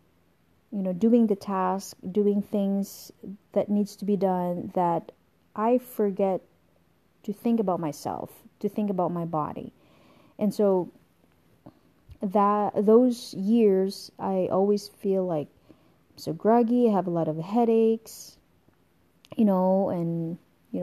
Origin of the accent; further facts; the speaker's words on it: Philippines; moved away as an adult; now in United States; I was born in the Philippines. I'm a Filipino and I came over here in the United States when I was 24 years old